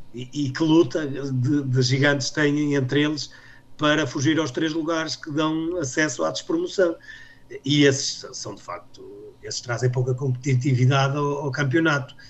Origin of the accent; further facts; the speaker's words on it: Minho, Portugal; eu como minhoto sempre vivi essa rivalidade desde, desde a minha adolescência